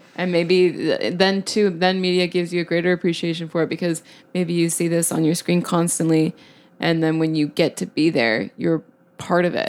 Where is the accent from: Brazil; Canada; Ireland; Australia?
Canada; Calgary, Alberta; also born or lived in Edmonton; I grew up in Calgary